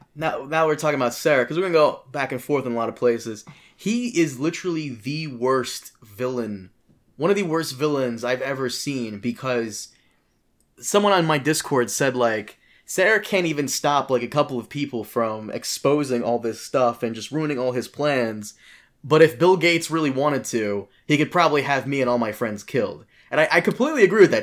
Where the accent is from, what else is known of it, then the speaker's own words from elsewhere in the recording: Brazil; I was born in Brazil. I am Brazilian